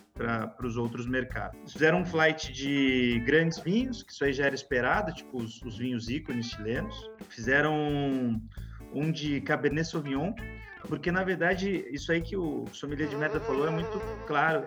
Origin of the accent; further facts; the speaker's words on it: interior of São Paulo, Brazil; accent: caipira; caipira. é, sou aqui do interior de São Paulo